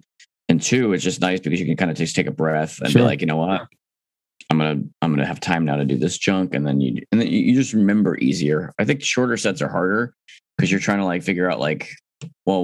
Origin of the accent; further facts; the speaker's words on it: East Coast, United States; now in Midwest, United States; I'm from the East Coast. I talk fast.